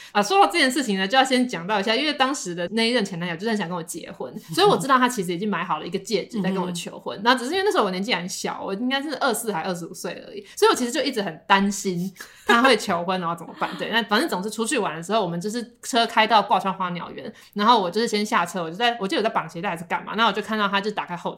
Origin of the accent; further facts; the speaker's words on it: Taiwan; 我们台湾人都会吃田鸡了